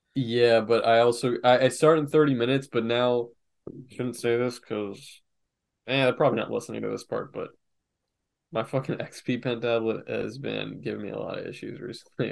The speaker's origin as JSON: {"language": "English", "region": "Florida", "country": "United States", "tie": "born or raised there", "also_born_or_lived": "New York / North Carolina", "said": "growing up in Florida"}